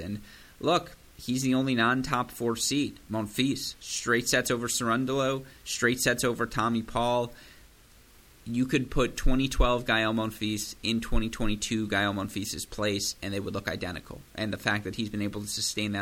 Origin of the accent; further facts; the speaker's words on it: United States; I'm American